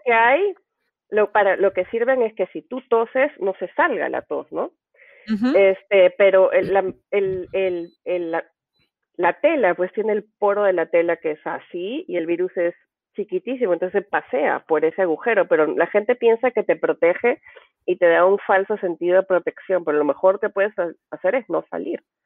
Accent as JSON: {"language": "Spanish", "country": "Peru", "moved": "yes", "lives_now": "United States", "said": "como decimos en Perú"}